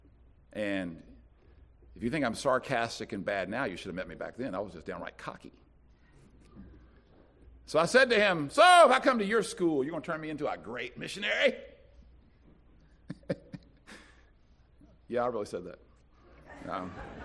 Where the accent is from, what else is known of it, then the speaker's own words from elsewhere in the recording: Winston-Salem, North Carolina, United States; I'm from Winston-Salem